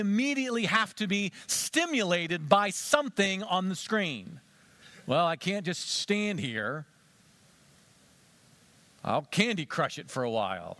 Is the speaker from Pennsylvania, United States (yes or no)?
yes; Western Pennsylvania, United States; I grew up in Western Pennsylvania